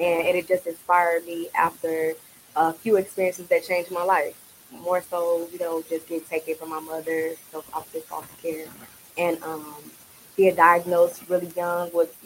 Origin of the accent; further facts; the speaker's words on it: Chicago, Illinois, United States; moved away as an adult; also born or lived in Iowa; now in Phoenix, United States; I'm from Chicago